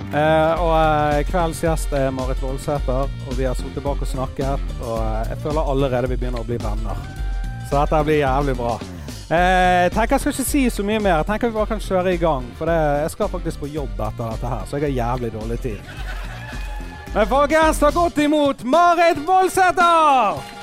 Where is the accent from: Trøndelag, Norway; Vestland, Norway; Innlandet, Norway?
Vestland, Norway; Bergen; jeg kommer fra Fyllingsdalen